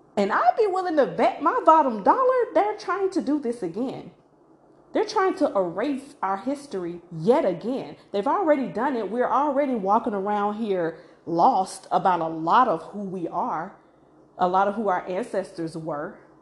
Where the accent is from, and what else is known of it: Macon, Georgia, United States; born or raised there